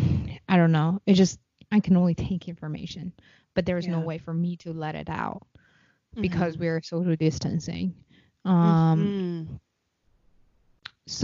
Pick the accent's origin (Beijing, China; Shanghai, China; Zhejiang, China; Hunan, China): Beijing, China; now in United States; I'm from Beijing